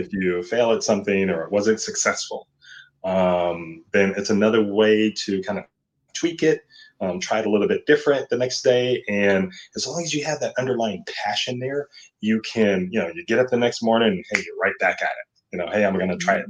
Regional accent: Seattle, Washington, United States; moved away as an adult; now in Irvine, United States; I'm originally here from Seattle

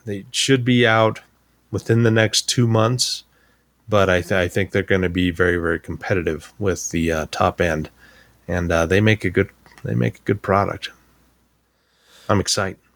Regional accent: Wyoming, United States; I'm, I'm from Wyoming. We we were not a tech capital at the time.

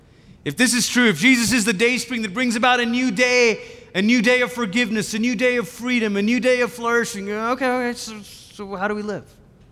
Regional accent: Malaysia; moved away; I, growing up in Malaysia, we crossed over the Pacific several times.

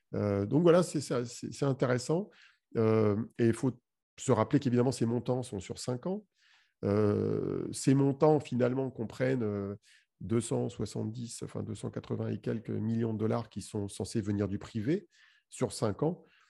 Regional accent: France; chez nous en France

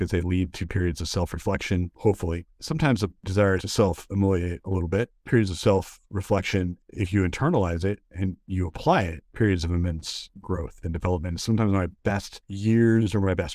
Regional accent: United States; because I'm an American

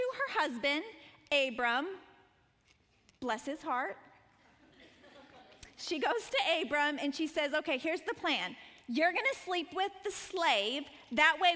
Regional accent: Montana, United States; moved away as an adult; also born or lived in Colorado Springs; I grew up in Montana

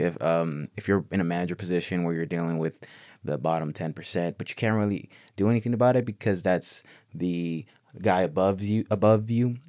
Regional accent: Los Angeles, California, United States; also born or lived in Mexico; born and raised out here

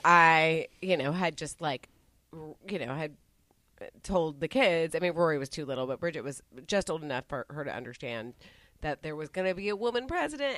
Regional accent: Dallas, Texas, United States; where I grew up in Dallas, very heavily uh, Republican

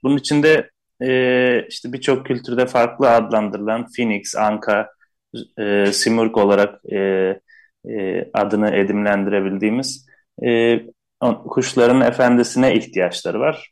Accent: Istanbul, Turkey; Zaten Şişli'de büyüdüm.

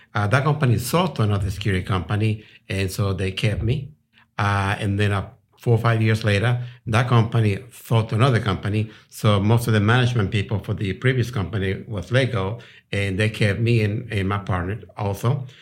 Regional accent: Colombia; moved away as an adult; also born or lived in Rhode Island, United States / Houston, Texas, United States; now in Texas, United States; I'm from South America, Colombia. Uh, I came over here when I was eighteen.

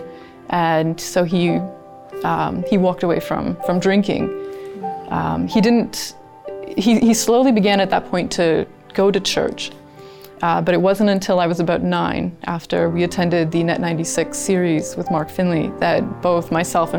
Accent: Kingston, Ontario, Canada; I was born in Kingston, Ontario.

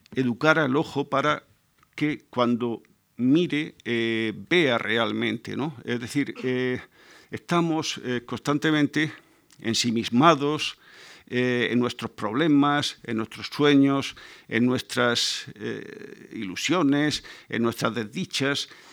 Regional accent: Murcia, Region of Murcia, Spain; soy eh, de una tierra en la, que, la, que, no llueve nunca, de Murcia

